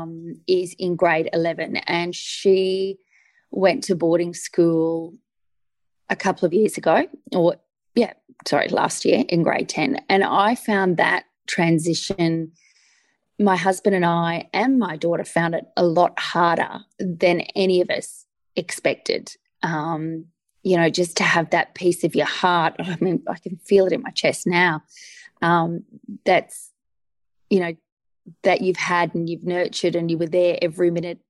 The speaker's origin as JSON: {"language": "English", "area": "Sunshine Coast", "region": "Queensland", "country": "Australia", "tie": "born or raised there", "also_born_or_lived": "Newcastle", "moved": "as an adult", "said": "I grew up on the Sunshine Coast, and at that time the Sunshine Coast was a small town."}